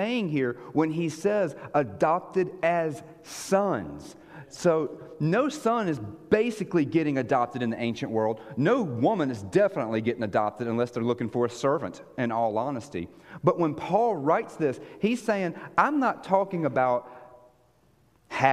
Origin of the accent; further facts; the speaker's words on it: United States; moved away as an adult; also born or lived in Israel; American that sounds like this